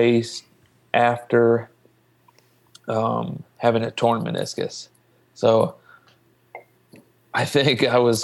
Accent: Logan, Ohio, United States; I actually grew up in Southern Ohio. Mm. Obviously before I was running, I grew up in Logan.

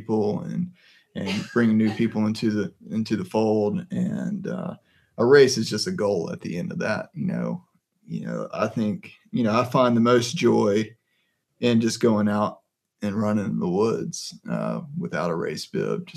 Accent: the Piedmont, North Carolina, United States; now in Morganton, United States; I grew up in the Piedmont

